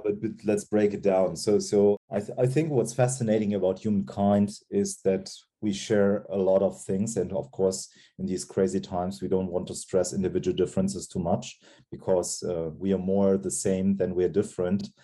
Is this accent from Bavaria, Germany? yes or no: no; Cologne, North Rhine-Westphalia, Germany; also born or lived in Giessen; Cologne, where mm-hmm. Uh, what is my hometown